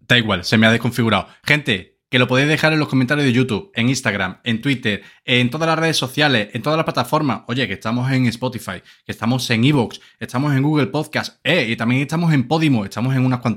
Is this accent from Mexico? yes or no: no; Seville, Andalusia, Spain; estamos corriendo de unas vaquillas, siendo sevillano que aquí toreamos con toro.